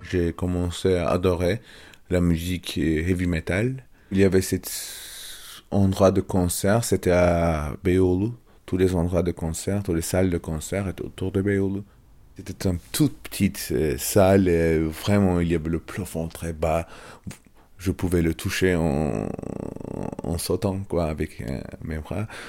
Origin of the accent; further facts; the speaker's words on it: Istanbul, Turkey; French is a second language; moved away; Je suis Istanbuliot, je suis né à Istanbul. Mon enfance à Istanbul